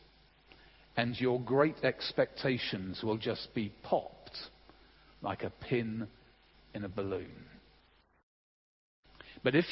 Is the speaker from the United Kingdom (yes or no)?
yes; England, United Kingdom; I'm English